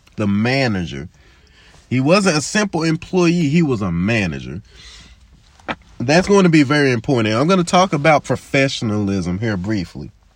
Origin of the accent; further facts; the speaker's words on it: Memphis, Tennessee, United States; as a black man growing up in Memphis